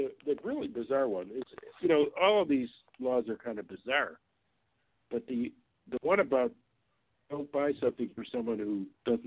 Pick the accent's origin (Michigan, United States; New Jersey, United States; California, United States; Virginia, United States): Michigan, United States; In Michigan, my home state